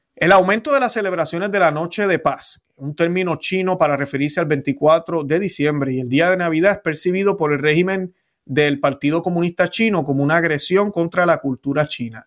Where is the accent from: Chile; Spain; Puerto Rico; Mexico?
Puerto Rico; Yo no dejé de ser puertorriqueño